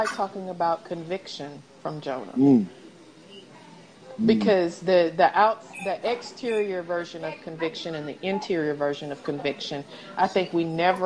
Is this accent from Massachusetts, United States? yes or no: no; East Tennessee, United States; moved away; I'm from East Tennessee, right? So one of the things we do is go hiking. And it's like a school. So, yeah, our school field trips, we went like hiking off in the mountains